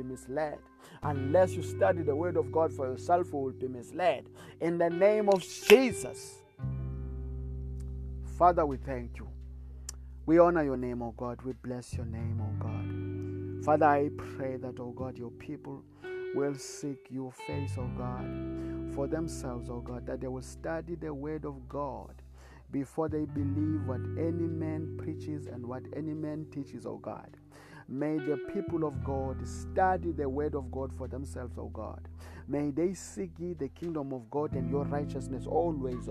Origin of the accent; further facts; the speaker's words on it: South Africa; I come from South Africa.